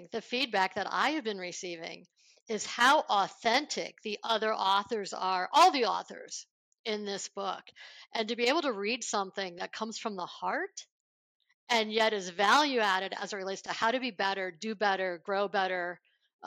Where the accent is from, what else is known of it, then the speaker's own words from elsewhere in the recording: Buffalo, New York, United States; I grew up in Buffalo, New York